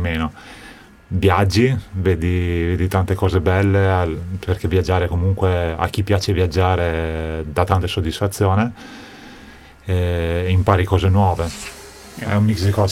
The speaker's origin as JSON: {"language": "Italian", "town": "Trento", "region": "Trentino-Alto Adige", "country": "Italy", "tie": "born or raised there", "moved": "yes"}